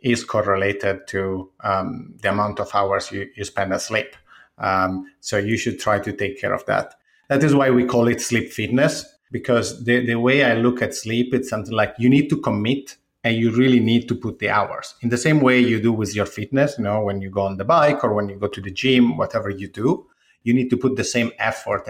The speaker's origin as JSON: {"language": "English", "town": "Ferrara", "region": "Emilia-Romagna", "country": "Italy", "also_born_or_lived": "Milan, Italy / United Kingdom", "moved": "as an adult", "lives_now": "New York, United States", "said": "originally, I'm from Ferrara, which is the this city from the Middle Ages with a castle in the middle, walls all around, and is close to Bologna and Venice"}